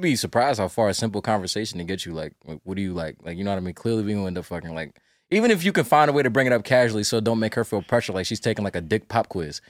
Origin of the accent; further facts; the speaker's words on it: North Carolina, United States; I'm from North Carolina